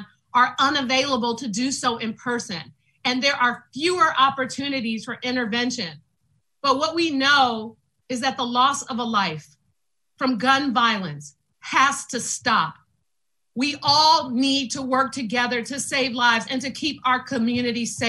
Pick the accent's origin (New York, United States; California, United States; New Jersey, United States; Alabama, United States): California, United States; San Francisco; I grew up in the Western Addition